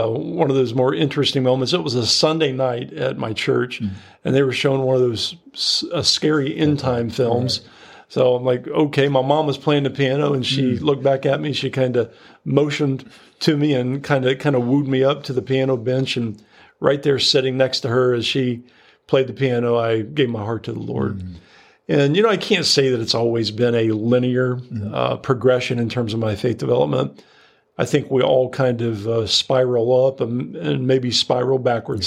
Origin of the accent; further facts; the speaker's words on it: Sidney, Ohio, United States; growing up in Ohio